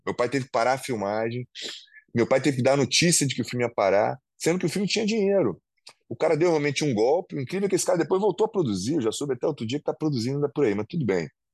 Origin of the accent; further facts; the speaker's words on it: Rio de Janeiro, Brazil; Eu amo o Rio de Janeiro, sou carioca, né? Vou continuar morando aqui